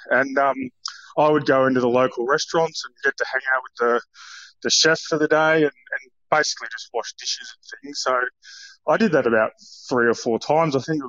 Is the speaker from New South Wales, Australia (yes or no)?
no; Warrnambool, Victoria, Australia; I'll tell you about when I grew up in Warrnambool. So I went to a public school down there